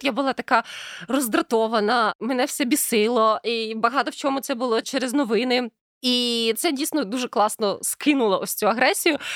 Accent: Ukraine; коли я росла в Україні в 90-х

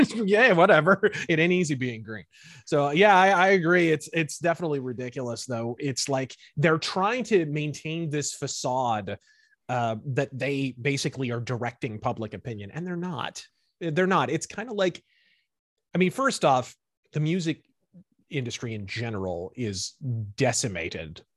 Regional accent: United States; accent: American; my accent is American

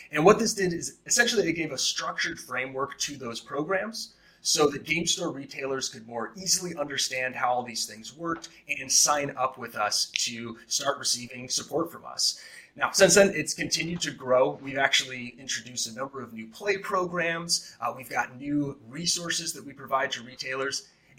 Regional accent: Seattle, Washington, United States; also born or lived in Arizona; I grew up in Seattle

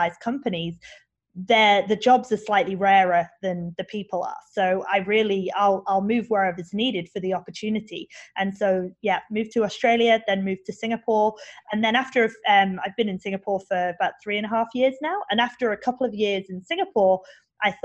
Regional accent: England, United Kingdom; I'm English

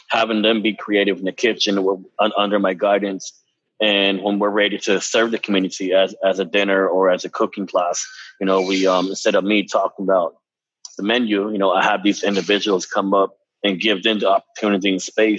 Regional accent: Dennehotso, Arizona, United States; now in Saint Paul, United States; my hometown on the Navajo Nation, the community of the Nahotso

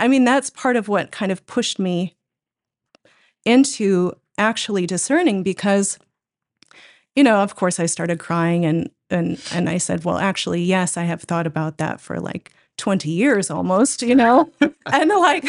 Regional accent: Austin, Minnesota, United States; accent: Minnesota; In Austin, Minnesota. Oh. Well, I was born in Rochester, I guess, but southeastern Minnesota.

